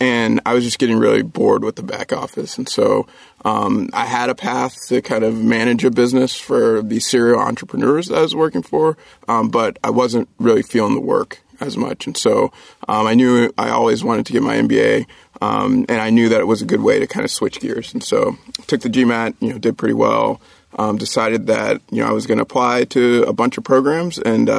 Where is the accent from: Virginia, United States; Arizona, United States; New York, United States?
Virginia, United States; born there; So I was born in Virginia. My dad was in the Air Force. We moved around a little bit.